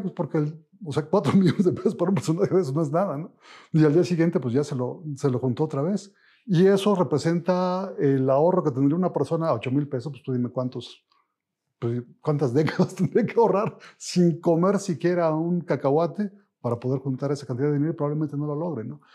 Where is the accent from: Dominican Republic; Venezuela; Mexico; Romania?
Mexico; vernos en un espejo como mexicanos